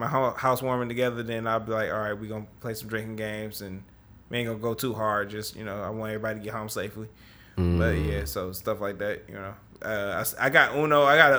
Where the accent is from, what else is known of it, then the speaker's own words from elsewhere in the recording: Detroit, Michigan, United States; And I'm from the West Side